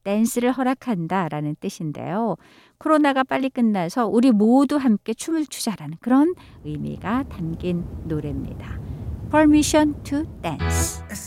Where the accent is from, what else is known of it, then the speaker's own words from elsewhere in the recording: South Korea; 한국인으로서 자랑스럽기만 하네요